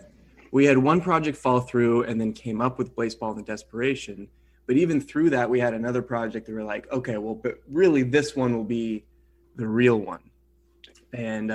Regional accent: Manhattan, Kansas, United States; moved away as an adult; also born or lived in Los Angeles, California; I grew up in Manhattan, and then I went out to school at USC in Los Angeles. Lived in LA for 10 years.

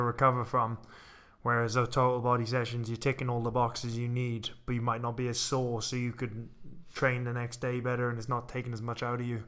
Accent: Wales, United Kingdom; when I was growing up in Wales

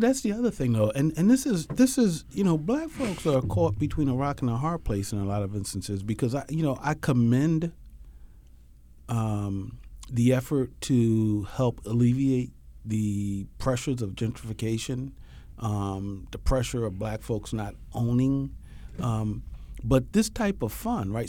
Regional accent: Philadelphia, Pennsylvania, United States; I was born and raised in Philly.

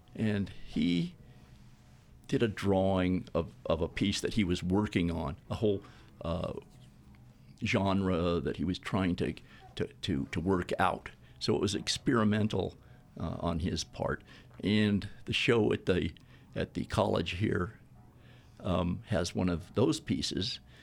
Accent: the South, United States; moved away; also born or lived in New York City; I was raised in the South

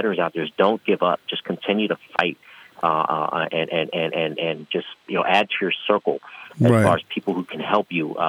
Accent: San Francisco, California, United States; also born or lived in San Diego; now in Las Vegas, United States; I was originally born and raised in San Francisco.

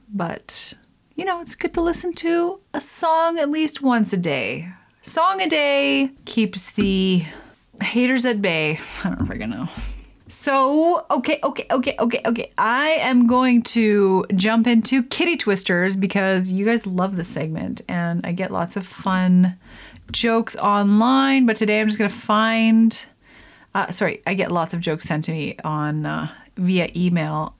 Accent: Lethbridge, Alberta, Canada; in the prairies in Alberta where I grew up Lethbridge

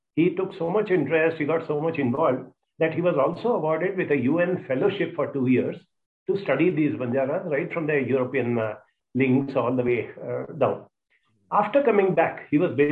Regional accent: Mumbai, Maharashtra, India; also born or lived in Hyderabad; I grew up in Bombay. I finished my studies in IIT Bombay.

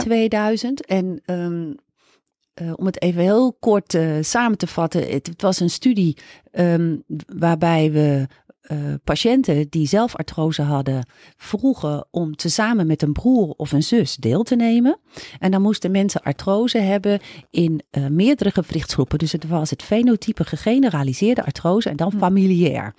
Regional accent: Groningen, Netherlands; moved away as an adult; ik ben opgegroeid, nou, zelfs geboren en ook eh, getogen op de basisschool en op de middelbare school in Groningen.

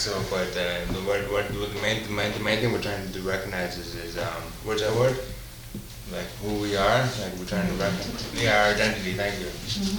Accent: Pupikasis Reserve, Saskatchewan, Canada; I'm a Cree native from Saskatchewan. I'm from the Pupikasis Reserve, and I don't know much about my past or my history, but I'm learning more.

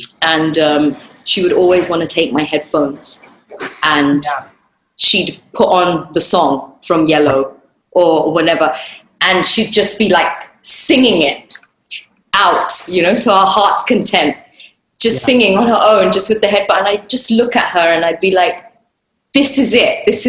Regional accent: India; I'm Indian, I'm Marathi, but I've grown up in that world

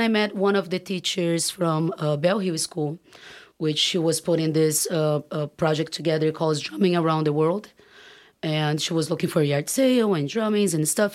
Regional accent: Brazil; moved away as an adult; now in California, United States; growing up in Brazil

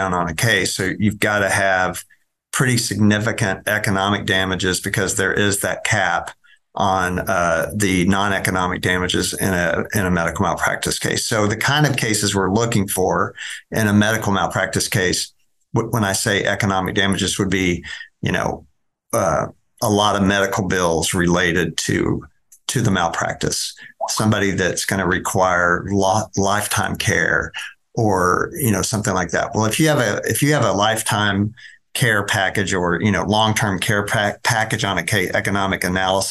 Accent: Dallas, Texas, United States; I'm a native Dallas site. I grew up over in East Dallas and went to Bryan Adams High School over by White Rock Lake

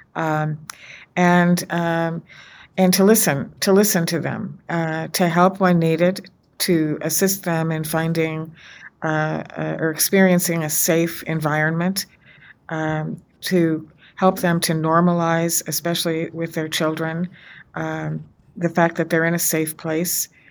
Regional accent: United States; as an American, as a woman of faith

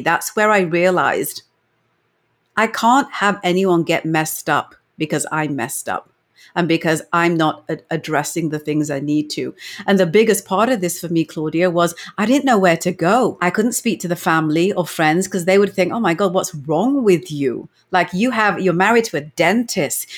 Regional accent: England, United Kingdom; moved away as an adult; now in Canada; I was born and brought up in England

